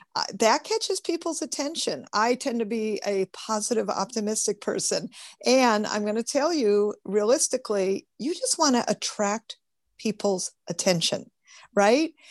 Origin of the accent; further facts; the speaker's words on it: Michigan, United States; now in California, United States; I'm from Michigan originally